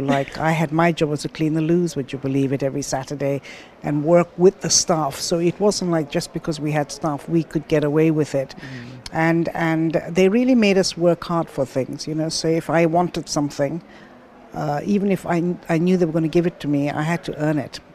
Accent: Kenya; also born or lived in London; now in Dubai, United Arab Emirates; I was born in Kenya.

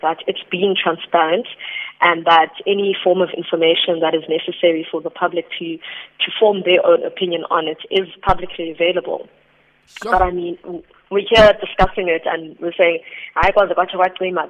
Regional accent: South Africa; As the South African public

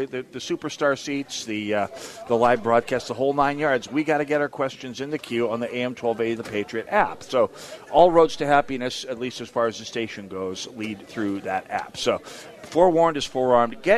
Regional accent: St. Paul, Minnesota, United States; I'm from St. Paul, where it's even more so

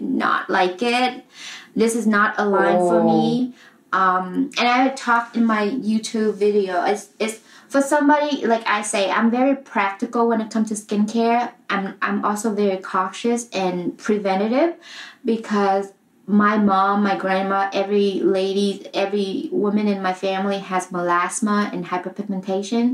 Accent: Vietnam; moved away; I grew up in Vietnam

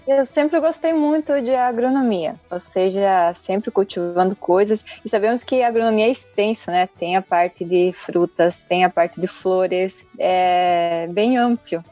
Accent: San Cristóbal, Paraguay; eu moro aqui no Paraguai, ou seja, eu nasci aqui no Paraguai.

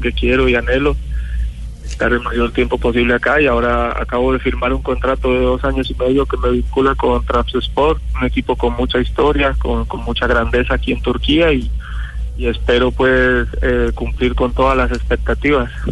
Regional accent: Colombia; moved away as an adult; somos colombianos

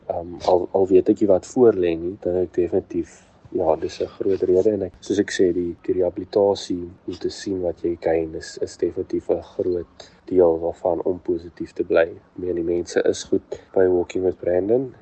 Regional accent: Uitenhage, Eastern Cape, South Africa; ek is van die Ooskaap, van uit te laag

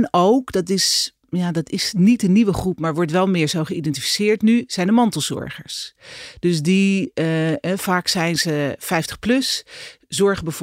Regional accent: Netherlands; zijn we als Nederlanders eigenlijk helemaal niet zo druk.

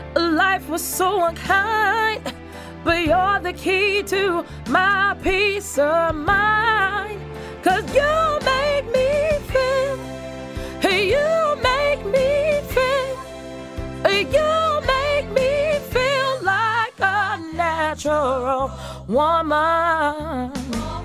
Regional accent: Connecticut, United States; I grew up in Connecticut.

